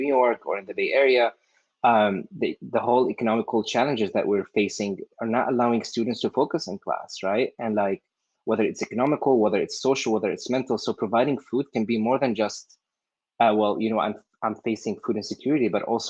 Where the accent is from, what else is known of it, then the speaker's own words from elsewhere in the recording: Syria; moved away as an adult; now in United States; I came from the Middle East, specifically from Syria, to the U.S.